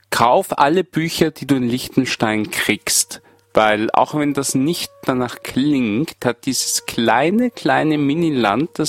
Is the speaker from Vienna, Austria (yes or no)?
yes; Vienna, Austria; Habe ich gesagt, nein, ich bin aus Wien.